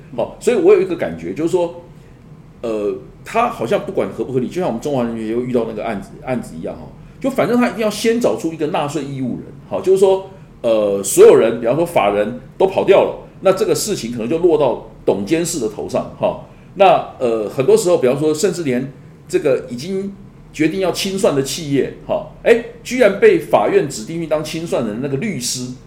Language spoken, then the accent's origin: Chinese; Tainan, Taiwan; 我的故乡台南市